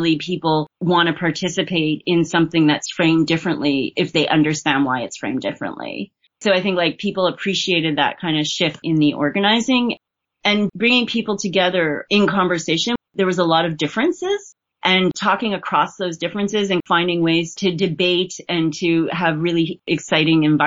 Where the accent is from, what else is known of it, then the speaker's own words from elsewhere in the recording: Montreal, Quebec, Canada; I wasn't born here, but I'm from Montreal. I've lived the vast majority of my life here.